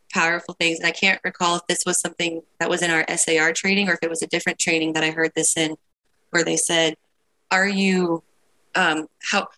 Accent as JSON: {"language": "English", "area": "Midwest", "region": "rural Ohio", "country": "United States", "tie": "born or raised there", "said": "I grew up in Midwest rural Ohio."}